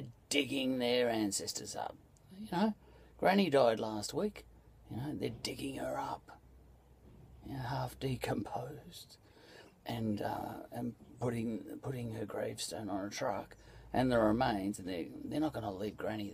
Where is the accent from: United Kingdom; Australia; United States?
Australia; me, as an Australian